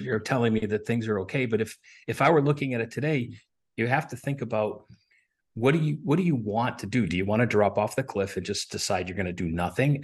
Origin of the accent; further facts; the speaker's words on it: Buffalo, New York, United States; moved away; also born or lived in Williamsville, New York; I grew up in Buffalo, New York, actually in Buffalo and then in the suburbs